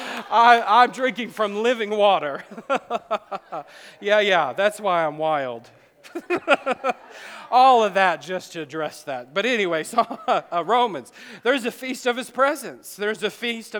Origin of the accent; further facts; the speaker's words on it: the South, United States; We're from the South.